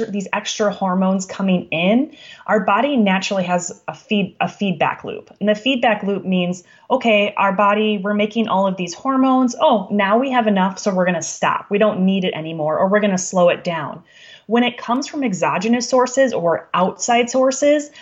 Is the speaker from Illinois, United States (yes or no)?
no; Wisconsin, United States; I'm from Wisconsin